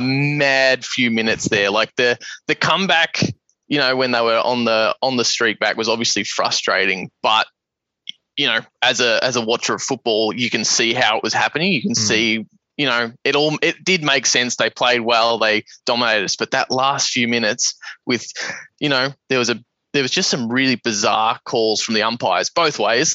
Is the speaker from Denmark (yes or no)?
no; Geelong, Victoria, Australia; moved away; We were born and raised in Geelong.